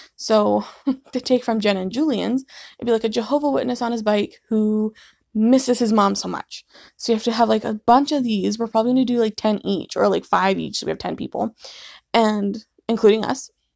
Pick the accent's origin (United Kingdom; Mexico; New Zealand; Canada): Canada; we're from Canada